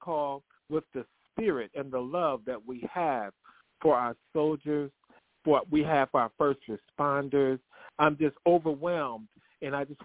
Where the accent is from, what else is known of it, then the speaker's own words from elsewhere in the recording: Detroit, Michigan, United States; I'm from Detroit